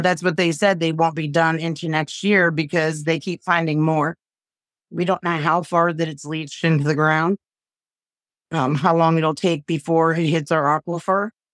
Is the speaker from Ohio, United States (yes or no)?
yes; East Palestine, Ohio, United States; growing up in East Palestine for forty-six years, a community that I love, that I cherish, my hometown